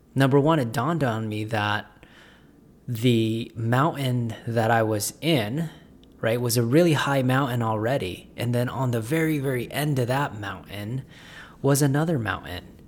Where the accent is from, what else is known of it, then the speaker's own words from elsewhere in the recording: Las Vegas, Nevada, United States; I'm from Las Vegas.